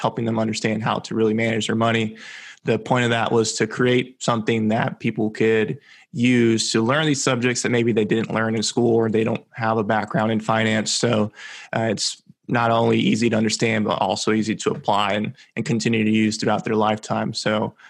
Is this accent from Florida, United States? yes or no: yes; Central Florida, United States; also born or lived in Venezuela; I grew up in Central Florida